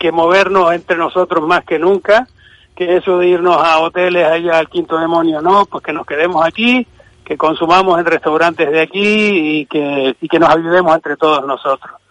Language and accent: Spanish; Arguineguín, Canary Islands, Spain; also born or lived in Madrid; mi padre, como le dije, eh, en el año 69, pues yo tenía cinco años y pues, pues, sobre la marcha no, no, nos subió a todos y hemos, mi hermano y yo, pues llevamos aquí, pues vamos, toda la vida, toda la vida.